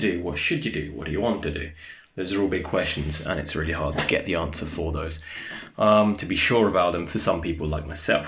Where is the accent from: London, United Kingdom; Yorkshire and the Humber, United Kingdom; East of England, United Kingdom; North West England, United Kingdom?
East of England, United Kingdom; Essex; moved away as an adult; also born or lived in Leicestershire; I was born in Essex. It's a county pretty famous for its reality TV, a disgrace of television. So I moved to Leicestershire. I won't just tell you which town, but moved to Leicestershire when I was 18